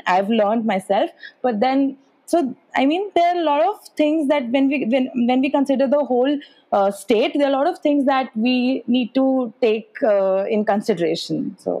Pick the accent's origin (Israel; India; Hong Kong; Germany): India; Jammu, Jammu and Kashmir; she's from Kashmir, I'm from Jammu. We have, I mean, I think everything is different. Our food, our language, our culture, our festivals, everything is very much different.